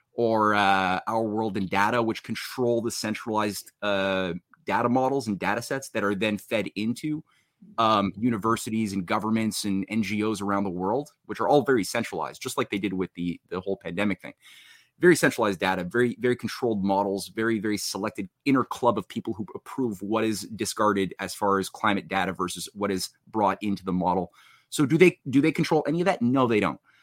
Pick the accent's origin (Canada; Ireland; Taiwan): Canada; I was in Canada, I was born in Canada